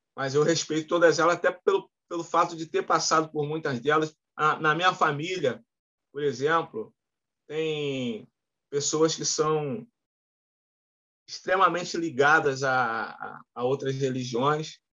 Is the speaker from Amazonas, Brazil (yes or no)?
no; Rio de Janeiro, Brazil; Morei em vários lugares do Rio de Janeiro. No, no, eu, eu, nasci no Meia, morei em Santa Cruz, morei na Pavuna, morei no, no, no Flamengo, morei no Maracanã